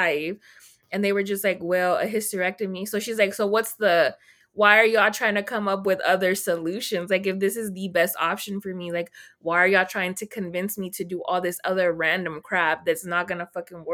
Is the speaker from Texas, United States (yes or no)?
yes; Texas, United States; I'm from Texas